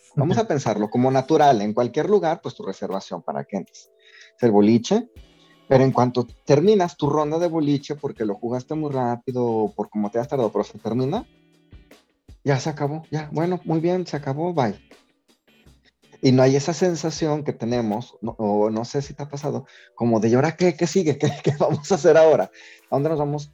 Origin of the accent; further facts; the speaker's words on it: Mexico; nosotros tenemos muchas características como mexicanos de la cultura española